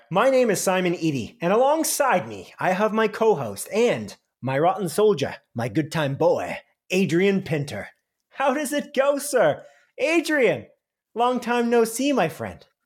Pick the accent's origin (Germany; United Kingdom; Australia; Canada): Canada; We're Canadian